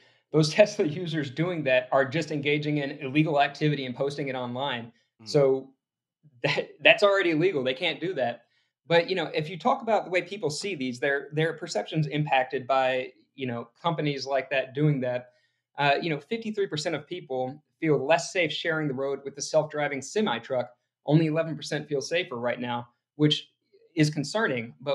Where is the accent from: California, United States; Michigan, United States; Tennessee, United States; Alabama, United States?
Alabama, United States; I'm from Alabama